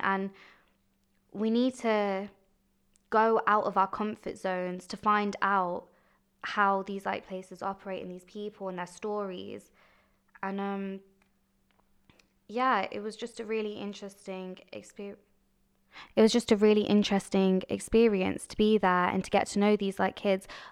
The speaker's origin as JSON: {"language": "English", "town": "Coventry", "region": "West Midlands", "country": "United Kingdom", "tie": "born or raised there", "said": "I was born in Coventry. in what might say is the dodgy ends, but I had an amazing childhood, a great childhood"}